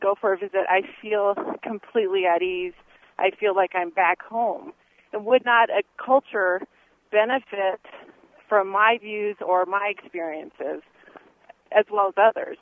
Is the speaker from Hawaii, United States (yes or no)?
yes; Hawaii, United States; moved away as an adult; also born or lived in Argentina / Guatemala; now in Colorado Springs, United States; I'm part Hawaiian, part Chinese, and grew up in Hawaii